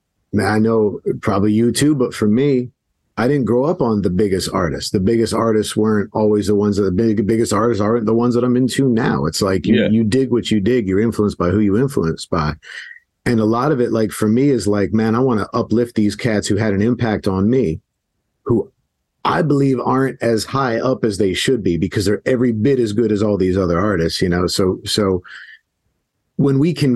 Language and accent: English; South Florida, United States; Growing up in South Florida